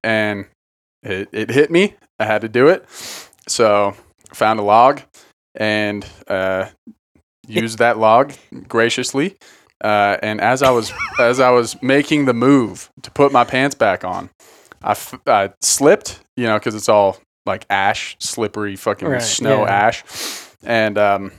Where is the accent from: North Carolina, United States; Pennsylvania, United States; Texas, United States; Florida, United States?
Pennsylvania, United States; Philadelphia; I grew up in Philly and never dropped trow, anywhere but in the privacy of a bathroom.